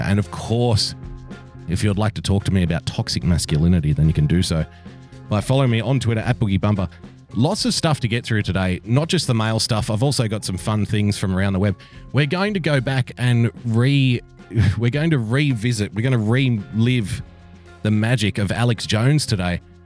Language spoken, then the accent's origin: English; Sydney, New South Wales, Australia; I was born in a country town, but I was raised in Sydney.